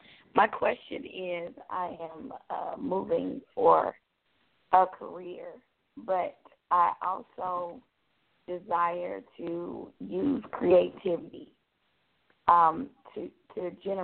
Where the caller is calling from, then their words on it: Tucker, Georgia, United States; I'm calling from Tucker, Georgia.